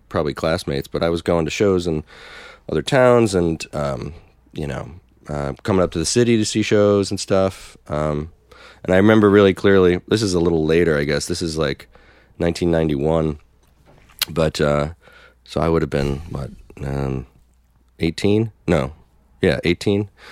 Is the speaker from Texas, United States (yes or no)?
no; North Brunswick, New Jersey, United States; moved away as an adult; also born or lived in Brooklyn, New York; now in Philadelphia, United States; I grew up in Jersey